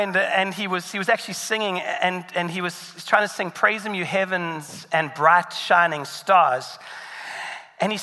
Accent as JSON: {"language": "English", "country": "South Africa", "moved": "yes", "said": "in South Africa, where I'm from"}